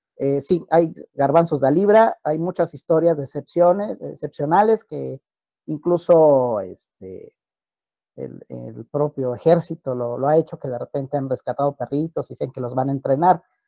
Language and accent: Spanish; Mexico; Nosotros propiamente como mexicanos